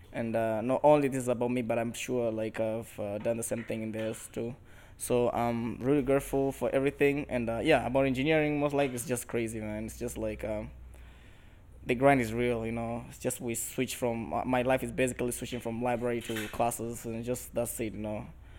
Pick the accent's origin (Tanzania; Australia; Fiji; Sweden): Tanzania; now in United States; I'm originally from Tanzania. I'm actually an international student here at Liberty.